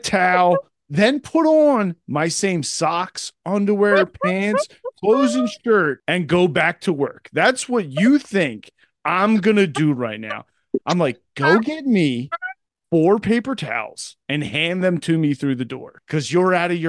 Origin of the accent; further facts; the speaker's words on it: Scotland, United Kingdom; I'm a Scotsman.